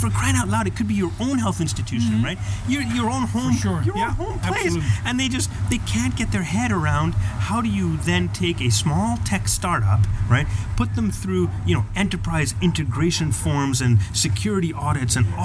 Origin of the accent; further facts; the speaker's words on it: Canada; Canadians, as a Canadian, I don't want